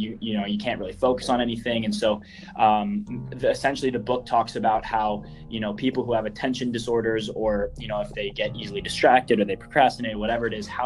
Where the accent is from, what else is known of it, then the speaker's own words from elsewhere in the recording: Northern Virginia, United States; I grew up in Northern Virginia, right outside of Washington, D.C., about 20 minutes outside the city. And I lived there my whole life until I was 19